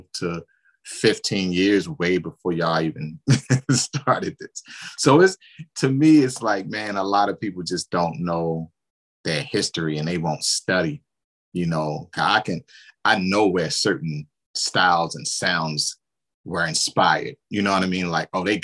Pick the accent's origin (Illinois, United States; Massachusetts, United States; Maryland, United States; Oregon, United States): Maryland, United States; Baltimore; now in Atlanta, United States; growing up in Baltimore